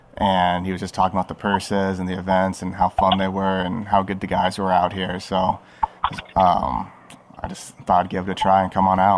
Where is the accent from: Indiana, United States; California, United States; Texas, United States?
California, United States; Yorba Linda; I am from Yorba Linda, California